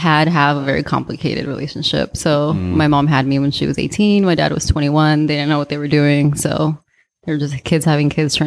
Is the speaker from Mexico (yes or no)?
yes; Mexico City, Mexico; born there; Yeah, I was born in Mexico City.